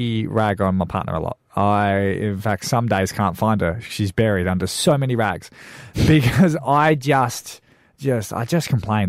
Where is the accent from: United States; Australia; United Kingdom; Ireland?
Australia; Perth, Western Australia; now in Mount Gambier, Australia; We're from Perth.